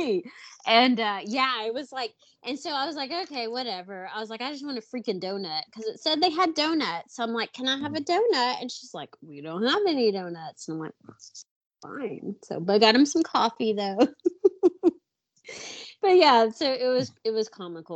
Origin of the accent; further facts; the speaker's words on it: the South, United States; We're from the South